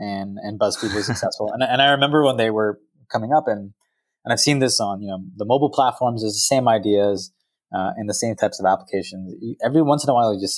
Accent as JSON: {"language": "English", "area": "Silicon Valley", "region": "California", "country": "United States", "tie": "born or raised there", "said": "I grew up here in the Valley"}